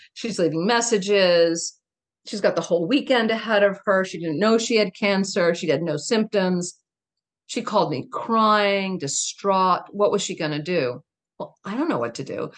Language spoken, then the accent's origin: English; town next to Mattapoisett, Massachusetts, United States; I grew in the town next door